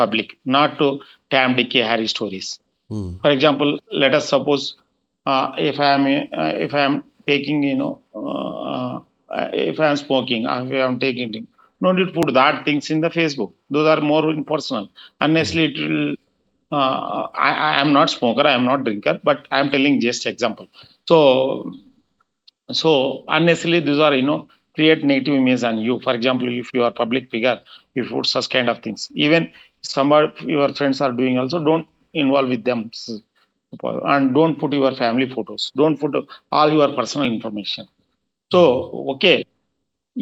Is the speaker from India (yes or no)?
yes; Anantapur, Andhra Pradesh, India; also born or lived in Srisailam / Warangal; I was born and brought up in Anantapur, a small village.